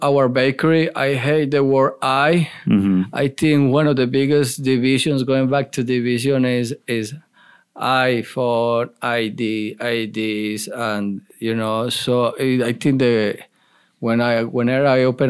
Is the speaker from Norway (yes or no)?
no; Colombia; English is a second language; moved away as an adult; also born or lived in Bristol, Tennessee; now in Charlotte, United States; my hometown in Colombia